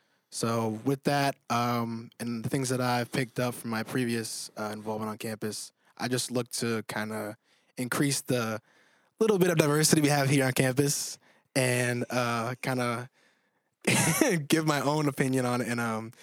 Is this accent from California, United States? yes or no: no; Gales Ferry, Connecticut, United States; also born or lived in Atlanta, Georgia; I'm a 4-5 civil engineering major, originally from Gales Ferry, Connecticut, but I was born in Atlanta, Georgia.